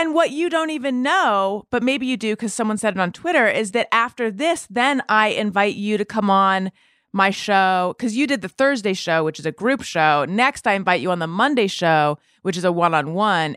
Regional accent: Orange County, California, United States; also born or lived in New York City; now in Los Angeles, United States; I'm from here originally, from Orange County, Northern California, then Orange County

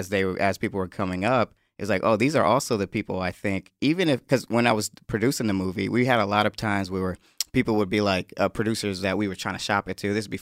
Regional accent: Connecticut, United States; born there; I was born in Connecticut, so I remember when I was a baby, like real little, wearing earmuffs.

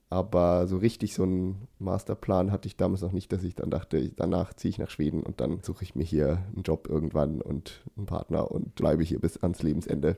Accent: Thuringia, Germany; now in Sweden; Und ich komme aus Thüringen

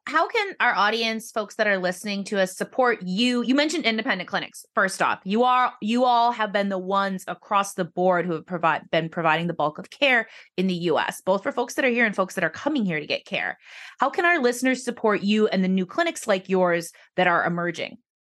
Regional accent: Wisconsin, United States; I'm from Wisconsin

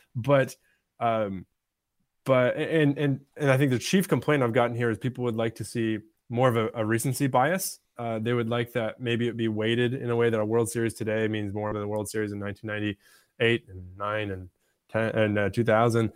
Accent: Michigan, United States; moved away; also born or lived in Pittsburgh; I grew up in Michigan watching, uh, Tigers teams

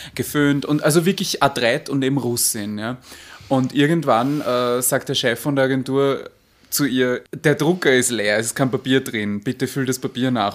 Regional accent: Vienna, Austria; accent: Viennese; Unter anderem Japanisch, aber ich spreche Wienerisch eigentlich

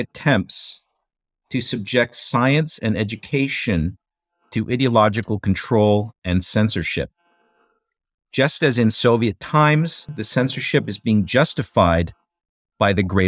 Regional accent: United States; I was born and I grew up in the United States

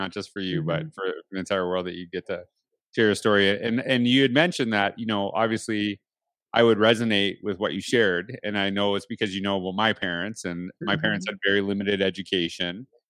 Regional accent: Canada; I don't know if I'm allowed there as a Canadian right now, so who knows, right?

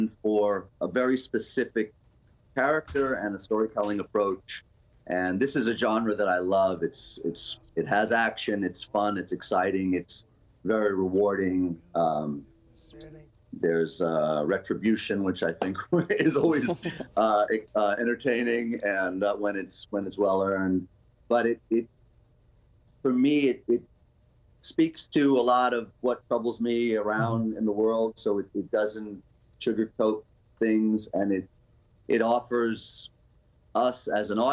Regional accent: New York City, New York, United States; I'm a New Yorker. You know, this is a wonderful city, but I grew up through the 70s, 80s, and 90s

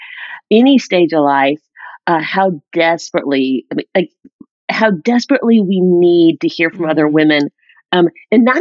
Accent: South Carolina, United States; moved away as an adult; now in Atlanta, United States; I'm from South Carolina. I live in Atlanta now

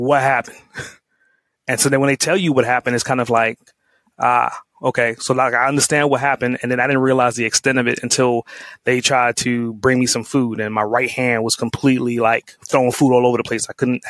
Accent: New York City, New York, United States; growing up in Brooklyn

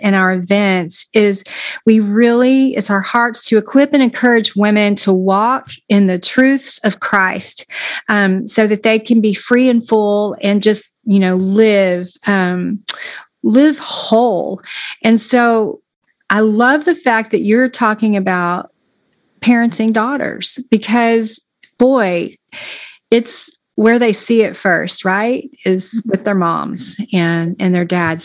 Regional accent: Texas, United States; now in Florida, United States; I'm a Texan and I uh, always have been

